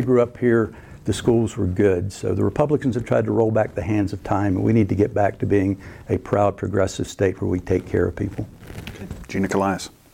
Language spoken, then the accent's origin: English; Shelby, North Carolina, United States; moved away as an adult; I was born, raised, and educated in North Carolina. I, I grew up in Shelby in Cleveland County.